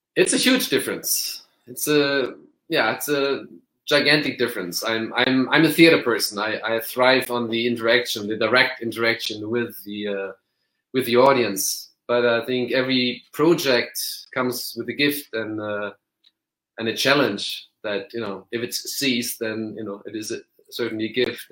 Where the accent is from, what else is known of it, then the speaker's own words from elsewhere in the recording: Germany; I grew up in Germany